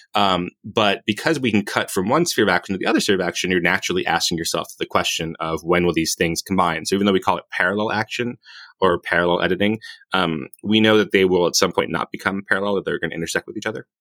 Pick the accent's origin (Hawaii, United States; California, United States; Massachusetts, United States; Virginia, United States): Hawaii, United States; my people invented surfing. I'm, I'm from Hawaii.